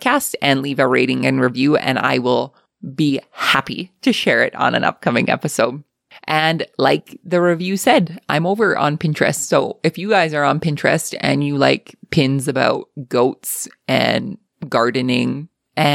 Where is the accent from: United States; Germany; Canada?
Canada; Alberta; accent: Alberta; my Alberta accent